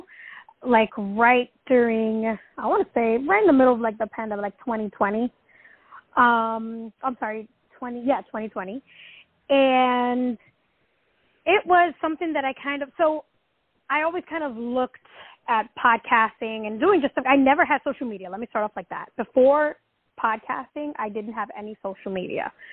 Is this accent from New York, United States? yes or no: yes; New York City, New York, United States; I'm just like this Dominican girl that was born and raised in the Bronx